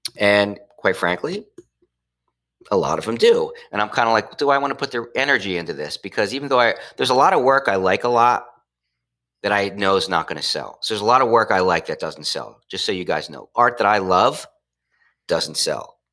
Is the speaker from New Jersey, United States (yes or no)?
yes; Trenton, New Jersey, United States; moved away; I went back to my hometown, which is the city of Trenton